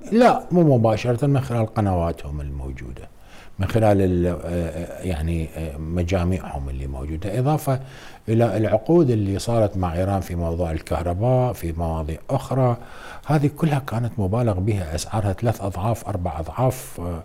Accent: Iraq; احنا بالوزاره نعمل كعراقيين كلنا

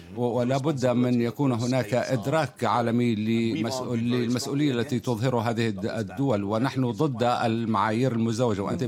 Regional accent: United Kingdom; بصفتي بريطاني

